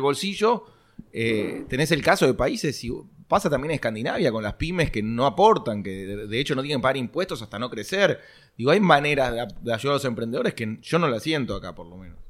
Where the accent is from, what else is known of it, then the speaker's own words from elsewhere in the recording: Argentina; nosotros como argentinos estamos acostumbrados